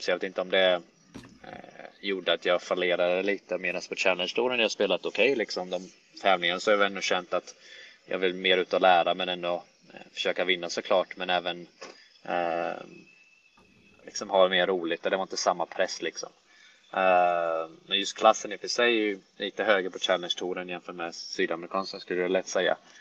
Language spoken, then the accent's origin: Swedish; Jönköping, Jönköping County, Sweden; moved away as an adult; also born or lived in Helsingborg; now in United States; jag växte upp i Jönköping, eh, född och uppvuxen där